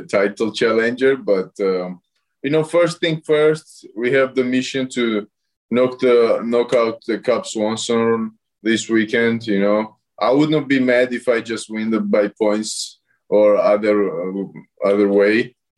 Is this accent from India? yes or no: no; Tbilisi, Georgia; I'm from capital, Tbilisi